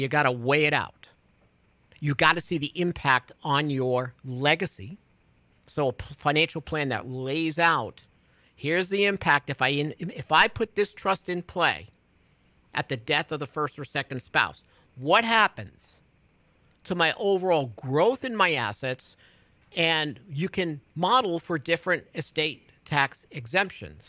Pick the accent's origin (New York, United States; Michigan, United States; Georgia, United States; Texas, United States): New York, United States; moved away; people in my hometown in New York